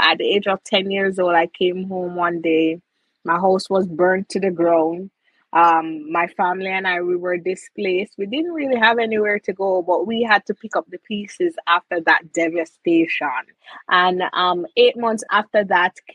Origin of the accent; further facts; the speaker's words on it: Jamaica; It is always a pleasure being a Jamaican